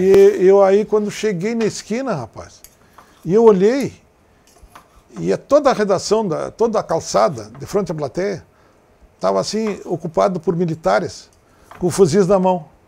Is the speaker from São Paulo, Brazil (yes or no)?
no; Santana do Livramento, Rio Grande do Sul, Brazil; moved away; also born or lived in Porto Alegre; eu me criei em Livramento, naquela, naquela fronteira amada